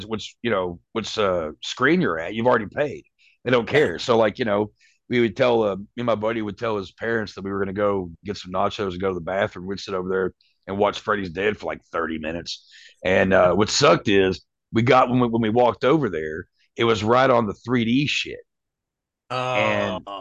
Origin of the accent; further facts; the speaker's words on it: Winchester, Kentucky, United States; where I grew up in Winchester, Kentucky, it's a little small place